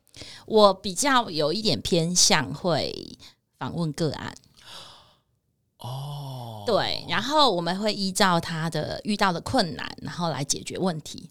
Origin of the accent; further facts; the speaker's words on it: Taichung, Taiwan; 我来自台中